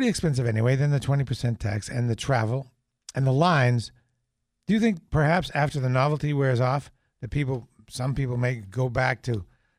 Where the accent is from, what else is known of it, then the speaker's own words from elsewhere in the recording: New Hampshire, United States; I'm from New Hampshire.